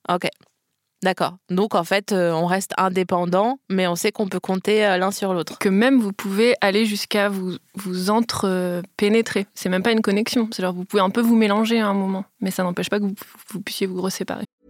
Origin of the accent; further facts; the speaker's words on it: Metz, Grand Est, France; moved away; j'ai grandi à Metz